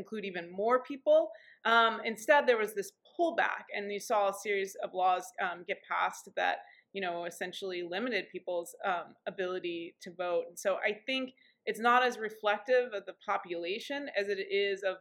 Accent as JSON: {"language": "English", "town": "Indianapolis", "region": "Indiana", "country": "United States", "tie": "born or raised there", "also_born_or_lived": "Washington, D.C.", "moved": "yes", "said": "growing up in Indianapolis, Indiana"}